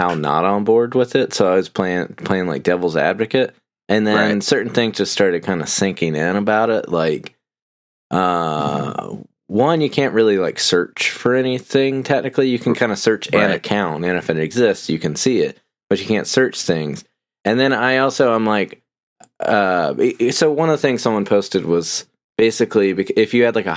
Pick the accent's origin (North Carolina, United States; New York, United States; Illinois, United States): North Carolina, United States; Snow's Cut; growing up near Snow's Cut